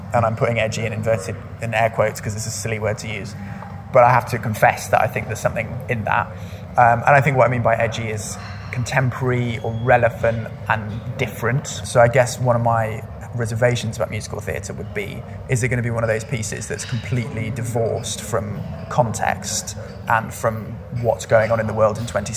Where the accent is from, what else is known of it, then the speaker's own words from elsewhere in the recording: United Kingdom; moved away as an adult; now in London, United Kingdom; I'm actually preparing to leave London at the moment and move back to my hometown